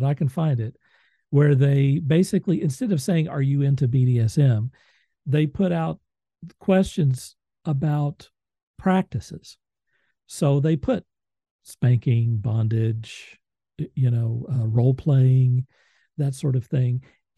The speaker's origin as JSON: {"language": "English", "town": "Moore", "region": "Oklahoma", "country": "United States", "said": "I'm from Moore, Oklahoma"}